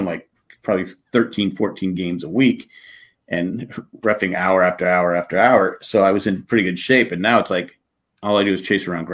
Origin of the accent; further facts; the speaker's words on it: San Diego, California, United States; I grew up in San Diego